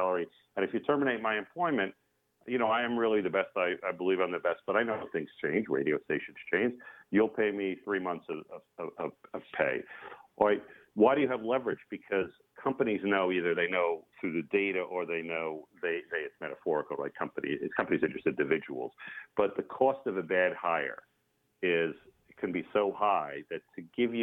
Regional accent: Long Island, New York, United States; now in Half Moon Bay, United States; I grew up on Long Island

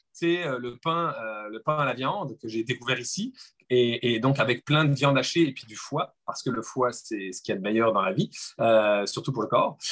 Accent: France; accent: French; je suis français, comme vous pouvez l'entendre

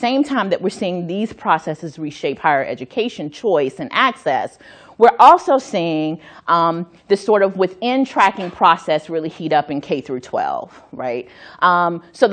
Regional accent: North Carolina, United States; my home state of North Carolina

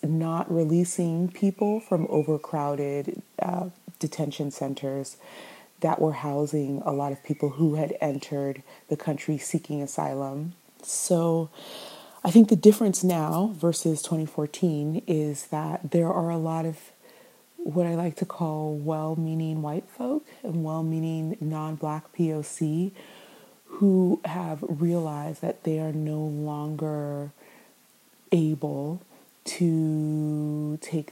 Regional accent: San Francisco, California, United States; I grew up in the U.S. in San Francisco, California

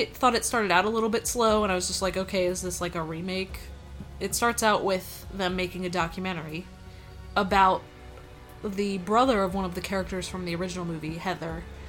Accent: Pennsylvania, United States

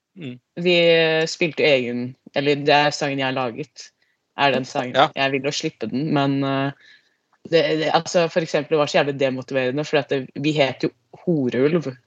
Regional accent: Lier, Buskerud, Norway; now in Trøndelag, Norway; Ikke fra Trøndelag, jeg er fra Lier

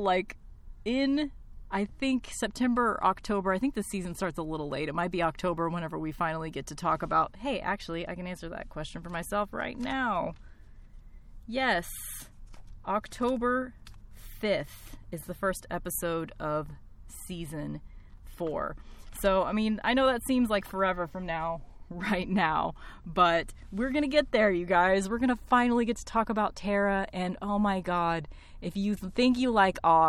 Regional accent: Tornado Alley, next to Kansas, Midwest, United States; my hometown that I still live

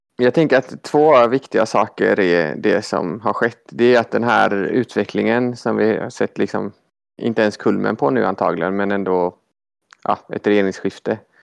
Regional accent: Gothenburg, Västra Götaland, Sweden; accent: Gothenburg dialect (göteborgska); also born or lived in Malmö; jag pratar göteborgska

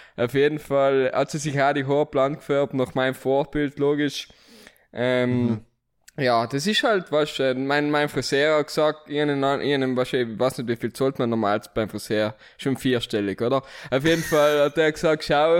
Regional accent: Merano, Trentino-Alto Adige, Italy; moved away as an adult; now in Vienna, Austria; ich bin gebürtiger Meraner, aber von der schönen Seite von Meran

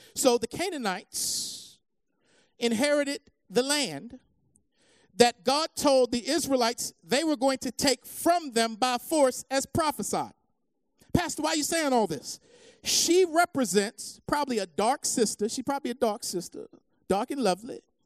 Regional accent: United States; As American believers

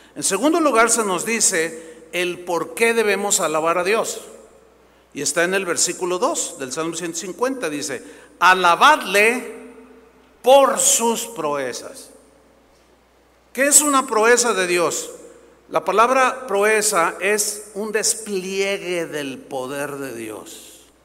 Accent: San Luis Potosí, Mexico; moved away; fui a mi tierra, San Luis Potosí, a ver unos familiares

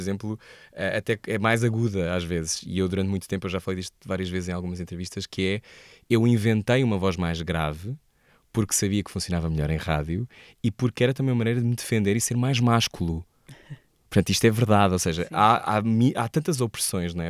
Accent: Portugal; also born or lived in Bristol; eu sou português

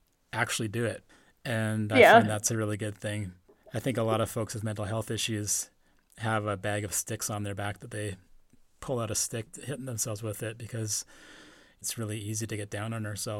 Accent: Powell River, British Columbia, Canada; born or raised there

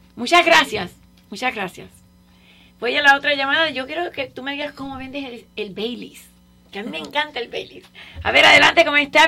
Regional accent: Cuba; now in Miami, United States; aunque no sean cubanos, aunque no sean donde yo nací

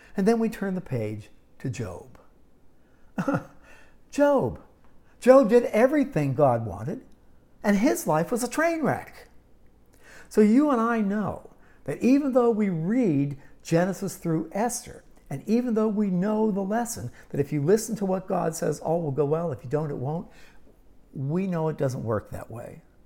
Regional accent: Pittsburgh, Pennsylvania, United States; also born or lived in Yuma, Arizona / Arizona; now in San Diego, United States; growing up in Pittsburgh

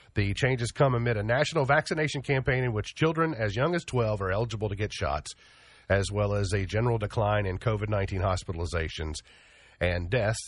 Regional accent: Kentucky, United States; here in my hometown

